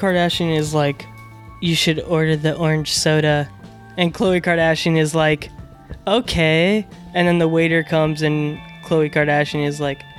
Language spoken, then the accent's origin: English; Houston, Texas, United States; born there; And it's weird because I grew up, I was born in Houston and my dad was a Marine.